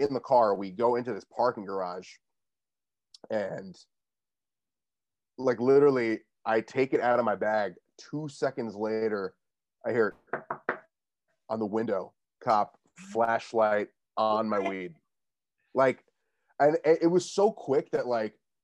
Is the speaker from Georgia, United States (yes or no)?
no; Westchester, New York, United States; I grew up in Westchester. It's where I am right now, like 45-minute train ride away from the city